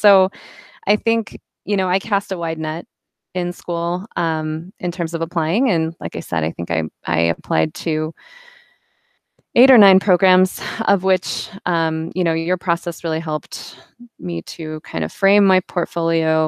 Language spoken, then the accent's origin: English; Carmel, Indiana, United States; I grew up in Indiana, in a town called Carmel, central Indiana